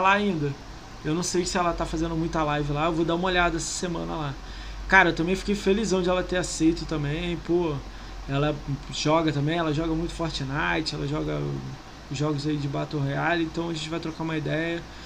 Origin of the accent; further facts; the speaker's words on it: Niterói, Rio de Janeiro, Brazil; Eu sou de Niterói, mano, do lado da ponte